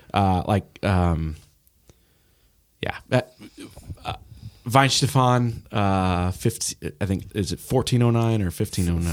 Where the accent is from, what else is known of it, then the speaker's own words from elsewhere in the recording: Indianapolis, Indiana, United States; now in Cincinnati, United States; I grew up in Indy